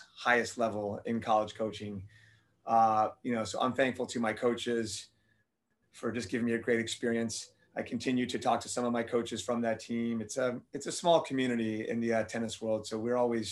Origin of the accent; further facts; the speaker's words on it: Miami, Florida, United States; moved away as an adult; also born or lived in Tennessee; I'm born and raised in Miami, Florida, spent all my life there.